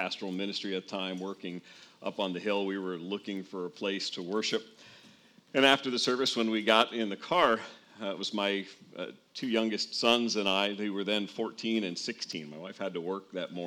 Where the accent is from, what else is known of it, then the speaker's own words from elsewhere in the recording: northern New Jersey, United States; I grew up in a pretty much all-white suburb outside of New York City in northern New Jersey.